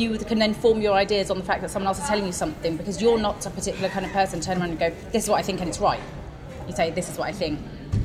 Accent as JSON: {"language": "English", "town": "Hockley", "region": "East of England", "country": "United Kingdom", "tie": "born or raised there", "also_born_or_lived": "Dubai", "said": "But we moved to Essex from Dubai when I was 9."}